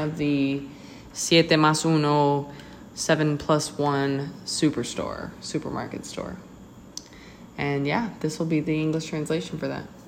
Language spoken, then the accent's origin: English; Texas, United States; moved away; I'm from Texas